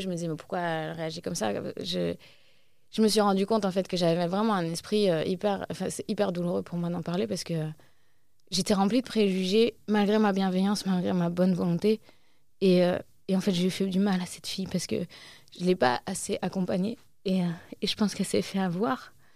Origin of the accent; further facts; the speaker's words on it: Asnières-sur-Seine, Île-de-France, France; à Agnières, là où j'ai grandi